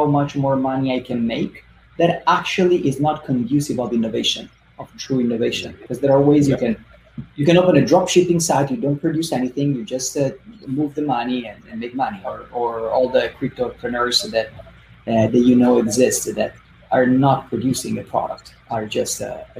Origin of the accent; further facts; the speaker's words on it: Italy; moved away as an adult; now in United States; I come from Italy. So my first entrepreneurial experiences were in Italy in the field of marketing